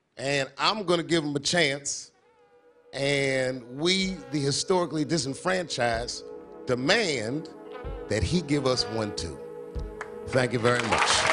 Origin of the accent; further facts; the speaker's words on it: Washington, District of Columbia, United States; I'm from Washington